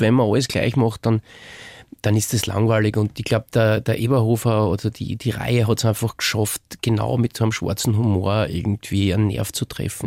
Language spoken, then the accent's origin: German; Rottenmann, Styria, Austria; accent: Styrian; now in Vienna, Austria; in meiner Heimatstadt in Rottenmann